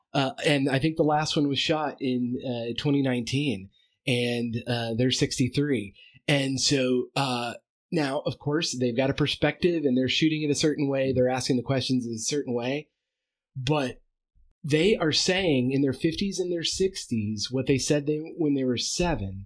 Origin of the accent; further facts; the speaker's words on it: United States; as an American